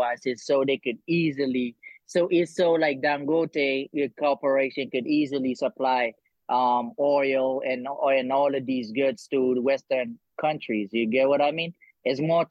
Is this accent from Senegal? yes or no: yes; Senegal; I'm from Senegal